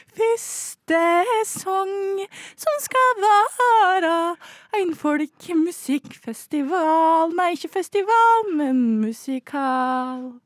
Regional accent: Vang, Innlandet, Norway; now in Oslo, Norway; Jeg er fra Vang

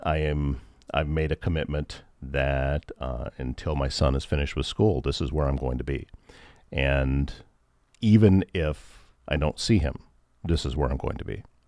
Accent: Northwest Iowa, United States; I grew up in Northwest Iowa

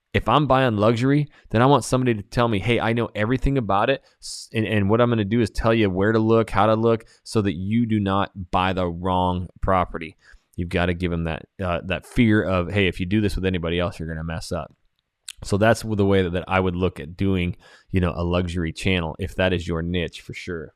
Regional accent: Idaho, United States; moved away; when I went to Idaho, back to my hometown and started a channel, I know everybody there

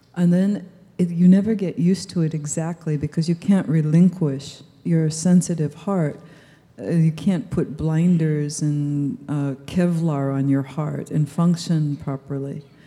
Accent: United States; I was born in the United States

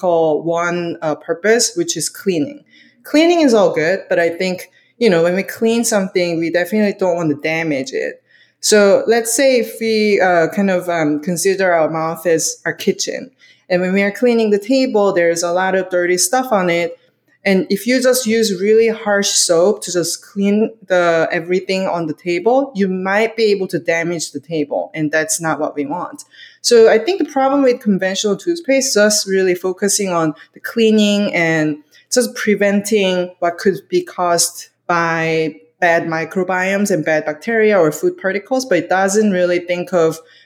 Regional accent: South Korea; moved away; I'm from Korea

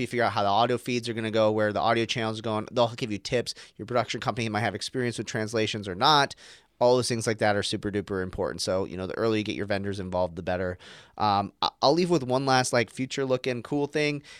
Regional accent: Arizona, United States; an American who grew up in, like, Arizona

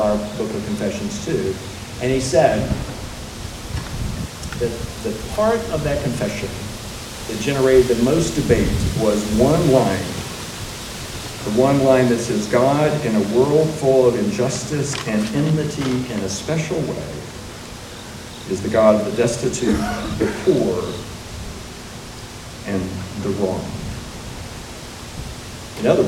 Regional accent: Georgia, United States; as a boy growing up in Georgia

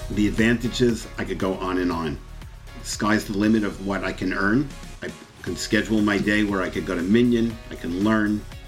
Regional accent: New York City, New York, United States; moved away as an adult; I was born in Floral Park, Queens, and I literally lived there my entire life up until four years ago

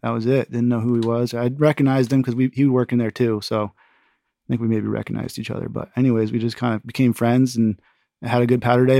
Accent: Connecticut, United States; also born or lived in West Coast / Alaska; now in Vermont, United States; I'm from Connecticut

